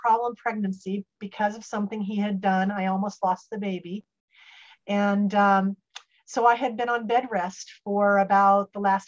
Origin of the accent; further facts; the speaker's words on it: Salem, Oregon, United States; moved away as an adult; now in Santa Barbara, United States; I grew up in Salem, Oregon